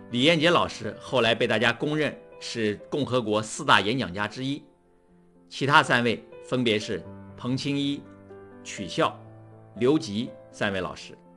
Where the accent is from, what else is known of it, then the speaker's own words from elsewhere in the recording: China; 我们绝大多数中国人在学校的受教育过程中，没有学习过当众讲话